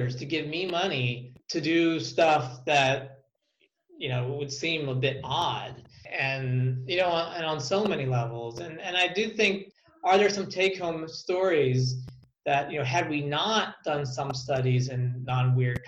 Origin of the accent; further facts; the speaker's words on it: United States; as an American taxpayer